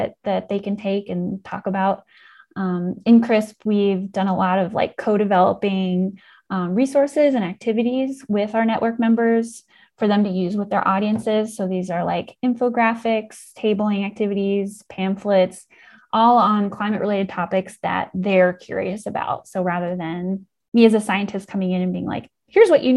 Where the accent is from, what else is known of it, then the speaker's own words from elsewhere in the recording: Indiana County, Pennsylvania, United States; I grew up in Indiana County, part of the Laurel Highlands.